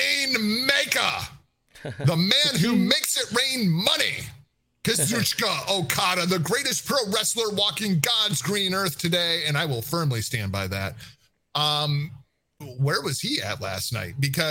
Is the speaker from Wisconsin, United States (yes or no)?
yes; Milwaukee, Wisconsin, United States; I'm from Milwaukee. This place sucks. You ever been to Milwaukee, Wisconsin?